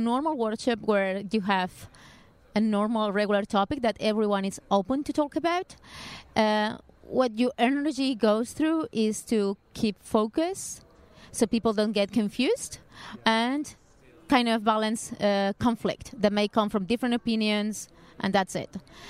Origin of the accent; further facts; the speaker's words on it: Barcelona, Catalonia, Spain; English is a second language; now in Lisbon, Portugal; I am originally from Barcelona, but I'm living in Lisbon.